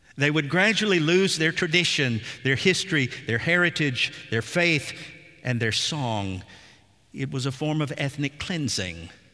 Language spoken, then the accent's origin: English; Nashville, Tennessee, United States; as a boy growing up in Nashville in the seventies